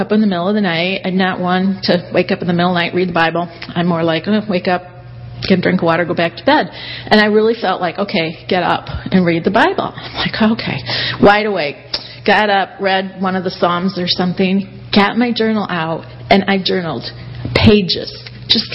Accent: Kalamazoo, Michigan, United States; moved away as an adult; now in Somerville, United States; I'm from Kalamazoo. So good to be back here, you guys. This is still home. Yeah, we moved down to Somerville about a year ago

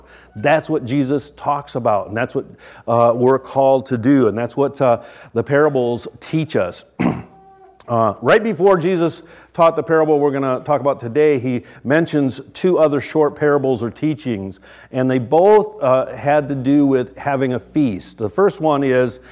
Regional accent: United States; we, as American, good old Americans

